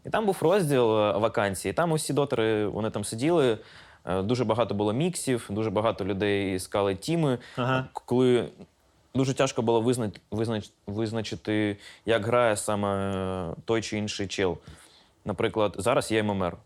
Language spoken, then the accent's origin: Ukrainian; Kherson, Kherson Oblast, Ukraine; moved away as an adult; also born or lived in Cherkasy / Poltava / Mykolaiv; now in Kyiv, Ukraine; Я народився в Херсоні.